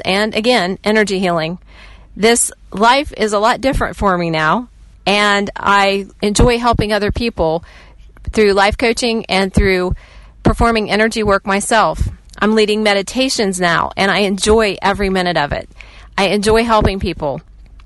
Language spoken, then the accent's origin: English; West Virginia, United States; I am from West Virginia